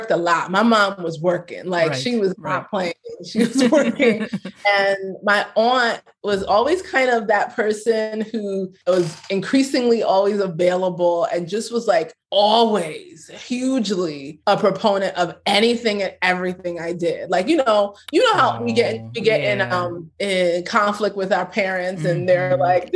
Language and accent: English; New York, United States; also born or lived in Brooklyn; I'm from America, I'm from New York. I will rep New York until I die. Like, I am a New Yorker through and through.